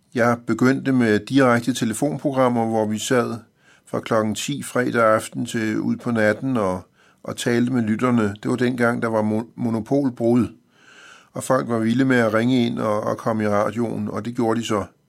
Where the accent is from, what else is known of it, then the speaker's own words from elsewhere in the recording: Copenhagen, Capital Region of Denmark, Denmark; jeg er født i København i 1955